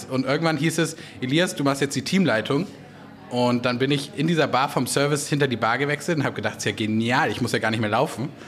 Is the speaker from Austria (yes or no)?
no; Göttingen, Lower Saxony, Germany; Aus Göttingen, Südniedersachsen.